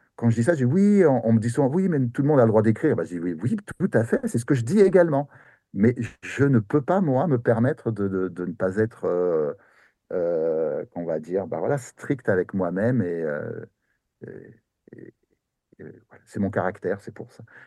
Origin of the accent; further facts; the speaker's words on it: near Paris, Île-de-France, France; moved away as an adult; now in Japan; je suis français